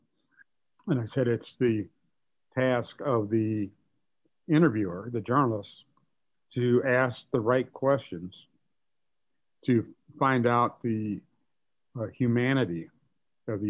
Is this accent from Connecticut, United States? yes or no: no; Gary, Indiana, United States; also born or lived in Cincinnati, Ohio; I was born in Cincinnati, Ohio, but I grew up in Gary, Indiana, and worked in the steel mills during the summers of my college years